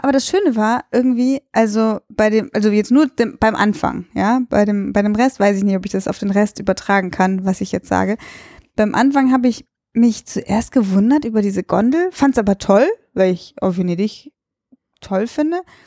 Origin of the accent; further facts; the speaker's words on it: Cologne, North Rhine-Westphalia, Germany; ich bin Europäerin oder ich komme halt aus Köln